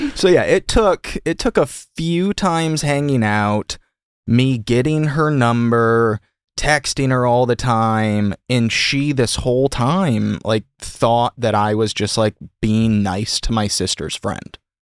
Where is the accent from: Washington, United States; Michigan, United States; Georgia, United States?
Michigan, United States; now in Los Angeles, United States; I'm from Michigan, so Stafford